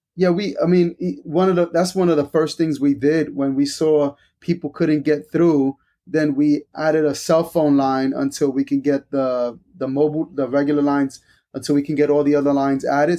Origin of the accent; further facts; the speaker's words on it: New York, United States; moved away as an adult; now in Wake Forest, United States; I'm originally from New York, so I'm a New Yorker